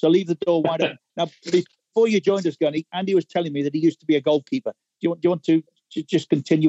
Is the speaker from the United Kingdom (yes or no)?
yes; England, United Kingdom; as an Englishman